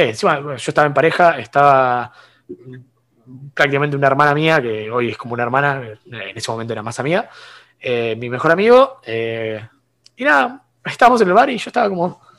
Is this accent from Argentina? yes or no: yes; San Bernardo, Buenos Aires Province, Argentina; de, pues la, costa, atlántica de San Bernardo.